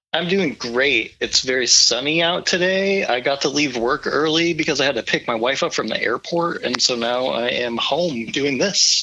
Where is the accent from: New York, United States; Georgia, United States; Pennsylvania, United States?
New York, United States; Warsaw; now in Alaska, United States; I grew up in Western New York. Um, I grew up in a little town called Warsaw. It's in between Buffalo and Rochester.